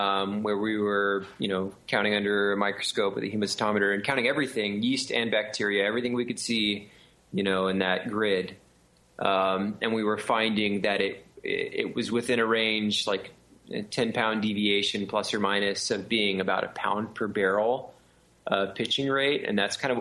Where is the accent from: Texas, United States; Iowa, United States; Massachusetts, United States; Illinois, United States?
Texas, United States; also born or lived in California / Florida; I grew up, I've lived in Texas all my life